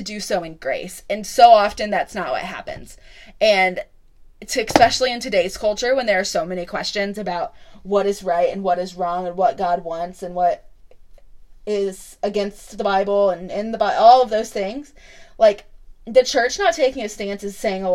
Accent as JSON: {"language": "English", "region": "Illinois", "country": "United States", "tie": "born or raised there", "moved": "yes", "lives_now": "Franklin, United States", "said": "Growing up in Illinois, if you didn't go to church, you just didn't go to church"}